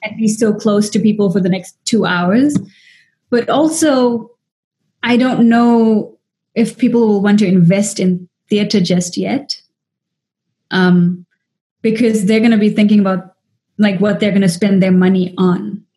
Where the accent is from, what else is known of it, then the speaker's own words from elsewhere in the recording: South Africa; moved away as an adult; also born or lived in Dubai / Taipei; now in United States; as an Indian actress in South Africa